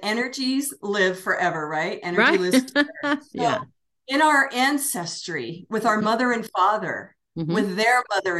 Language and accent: English; Washington, D.C. / Northern Virginia, United States; moved away as an adult; now in New Mexico, United States; I was born in Washington, D.C., the District of Columbia. Yeah. So I'm from the East Coast originally, good. Northern Virginia.